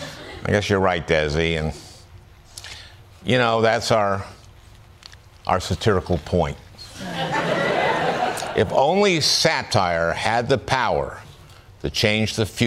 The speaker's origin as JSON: {"language": "English", "town": "New York City", "region": "New York", "country": "United States", "said": "As a New Yorker"}